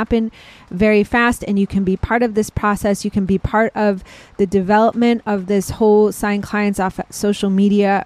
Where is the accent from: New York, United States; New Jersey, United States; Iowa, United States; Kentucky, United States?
New York, United States; Rochester; moved away as an adult; also born or lived in Delaware; now in San Diego, United States; I grew up in Rochester, New York